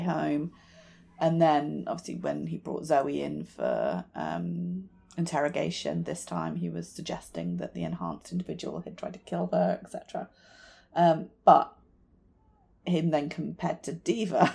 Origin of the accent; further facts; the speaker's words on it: United Kingdom; as a British person